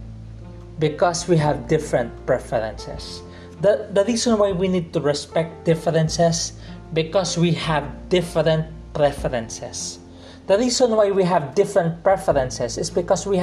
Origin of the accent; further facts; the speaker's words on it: Philippines; I'm a Chinese, grew up in a Filipino culture, I'm a Filipino Chinese right now